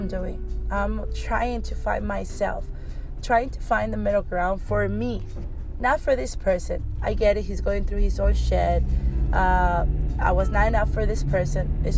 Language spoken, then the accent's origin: English; Mexico; moved away; I grew up in Mexico